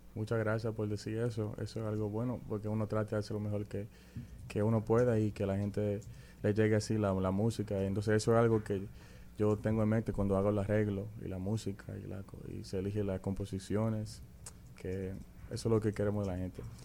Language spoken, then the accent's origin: Spanish; New York City, New York, United States; yo nací en Nueva York, en la ciudad, eh, en la ciudad de Nueva York, en Manhattan, en la calle 107. Ahí fue que yo empecé mi carrera como músico